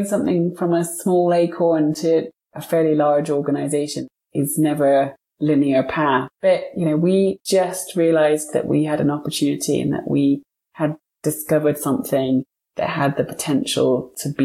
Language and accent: English; United Kingdom; moved away as an adult; now in Montana, United States; I'm British, but my husband was born and raised in Montana